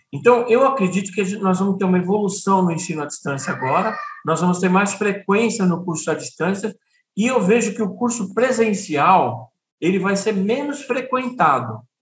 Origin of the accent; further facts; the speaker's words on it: São Paulo, Brazil; moved away as an adult; now in Piauí, Brazil; Eu sou de São Paulo